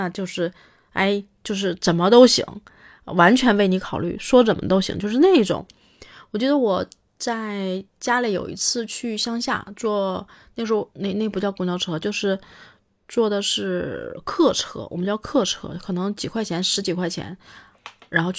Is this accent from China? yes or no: yes; Northeast China, China; 是我从小就在东北长大，所以我并不觉得怎么样。